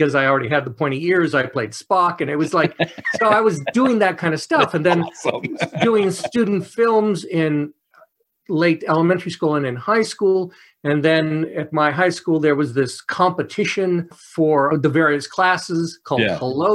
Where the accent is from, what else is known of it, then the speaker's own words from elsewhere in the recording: Los Angeles, California, United States; I'm born and raised in Los Angeles.